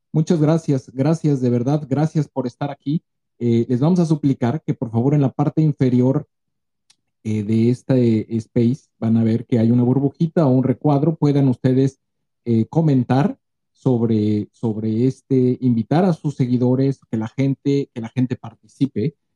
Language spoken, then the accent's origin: Spanish; Mexico; no somos analistas políticos, no somos reporteros, solamente somos mexicanos que estamos preocupados por el devenir de nuestro país.